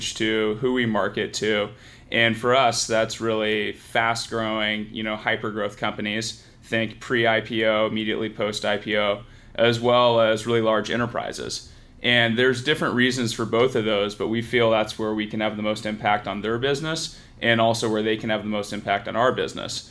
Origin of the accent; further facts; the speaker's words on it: San Francisco Bay Area, California, United States; I grew up here in the San Francisco Bay Area